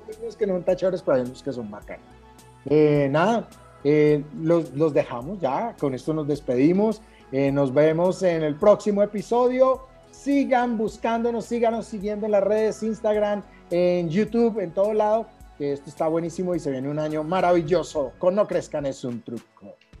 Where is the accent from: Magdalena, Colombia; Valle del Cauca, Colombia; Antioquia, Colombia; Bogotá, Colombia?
Valle del Cauca, Colombia; Cali; born or raised there